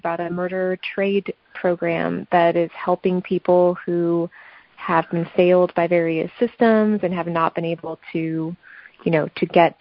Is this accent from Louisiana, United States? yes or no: no; Los Angeles, California, United States; L.A., which is my hometown